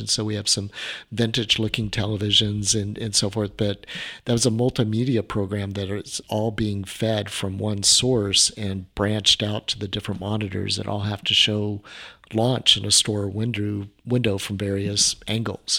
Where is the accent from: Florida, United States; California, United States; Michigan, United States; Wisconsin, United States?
California, United States; Orange County; I grew up in Orange County, back when we had orange groves